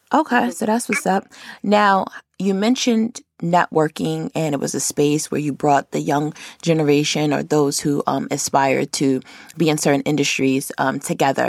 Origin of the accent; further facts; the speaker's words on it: Rochester, New York, United States; moved away as an adult; now in Atlanta, United States; I'm from Rochester, which is upstate, but I lived downstate before I came to Atlanta